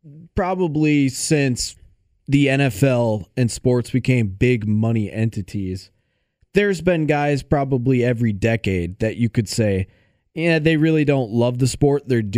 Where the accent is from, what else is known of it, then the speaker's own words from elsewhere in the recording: Madison, Wisconsin, United States; Growing up in the Madison area as a Badger fan